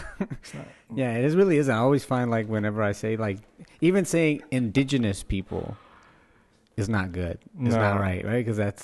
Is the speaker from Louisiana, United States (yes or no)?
yes; Oberlin, Louisiana, United States; Yeah, I grew up in Oberlin, Louisiana.